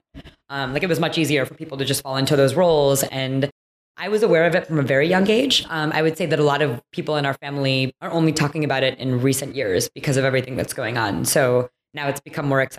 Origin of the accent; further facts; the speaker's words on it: Troy, Michigan, United States; moved away; I grew up in a suburb outside of Detroit, Michigan, so Troy